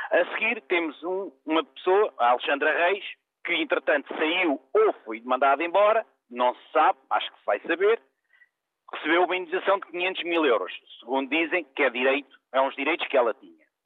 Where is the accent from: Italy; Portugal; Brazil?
Portugal; eu como português